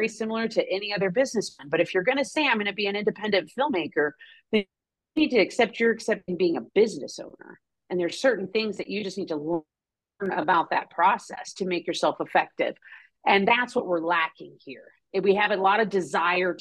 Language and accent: English; New Mexico, United States; growing up in New Mexico